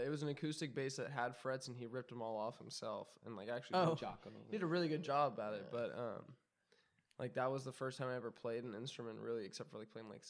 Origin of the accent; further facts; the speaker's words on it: Orange County, Southern California, United States; I grew up in Southern California in Orange County, like Anaheim and Orange